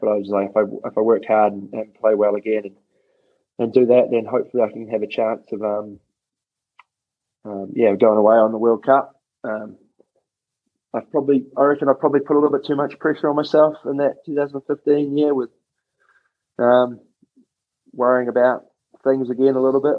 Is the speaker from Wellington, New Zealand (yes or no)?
yes; Wellington, New Zealand; moved away as an adult; I grew up in Wellington, so I was always there